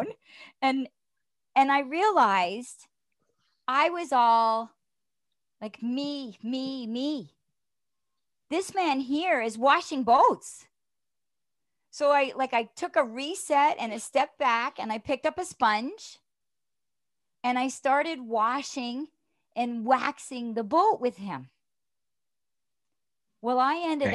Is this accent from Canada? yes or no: yes; Toronto, Ontario, Canada; moved away as an adult; from Toronto